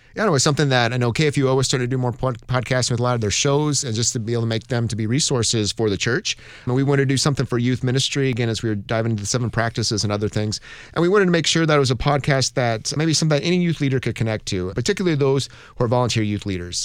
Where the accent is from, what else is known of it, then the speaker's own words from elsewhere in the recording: Montana, United States; I grew up in Montana